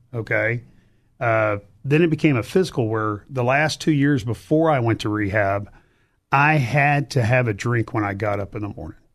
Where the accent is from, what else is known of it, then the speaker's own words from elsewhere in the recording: Cypress, Texas, United States; also born or lived in Baton Rouge, Louisiana / Glendale, Arizona; I grew up in Cypress, Texas